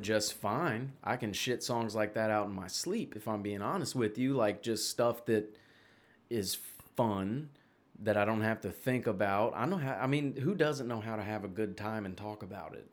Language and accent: English; Memphis, Tennessee, United States; accent: Southern; I'm from Memphis. Like, I'm from Tennessee.